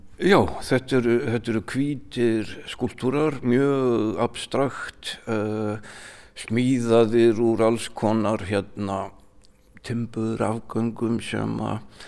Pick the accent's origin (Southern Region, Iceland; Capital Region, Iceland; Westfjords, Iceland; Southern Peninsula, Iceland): Capital Region, Iceland; Mosfellsbær; moved away as an adult; also born or lived in Raufarhöfn; Ég er allin upp hérna í Mósfellssveitinni, ég segi ennþá Mósfellssveit.